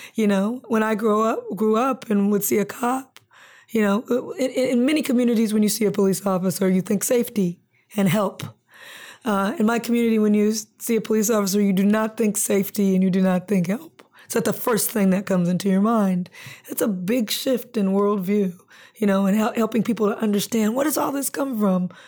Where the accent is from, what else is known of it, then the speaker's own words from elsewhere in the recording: Compton, California, United States; also born or lived in Lynwood / Long Beach; growing up in Compton, Linwood, Long Beach